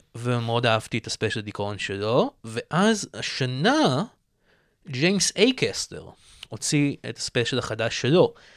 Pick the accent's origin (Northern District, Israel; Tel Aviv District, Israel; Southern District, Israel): Tel Aviv District, Israel; Tel Aviv; born or raised there